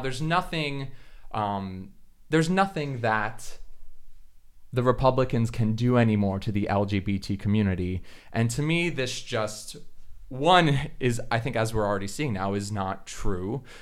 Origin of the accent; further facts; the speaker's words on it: Florida, United States; in Florida, the state where I'm from